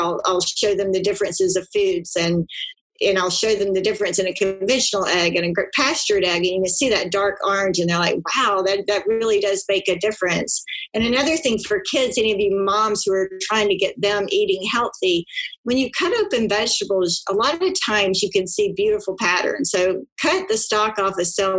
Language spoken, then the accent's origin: English; South Georgia, United States; I grew up in South Georgia and we were a meat eater